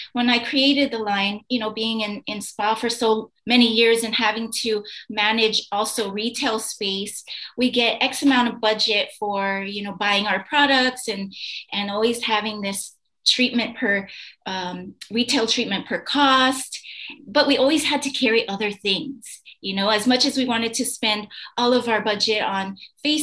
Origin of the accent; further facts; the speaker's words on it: United States; now in Bali, Indonesia; I'm an American living on this island